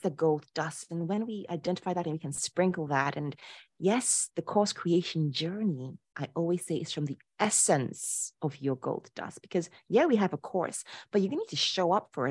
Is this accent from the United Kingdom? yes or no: no; Ghana; moved away as an adult; also born or lived in Poland; I was born and raised in Ghana to a traditional Ashanti father and a liberal Polish mother.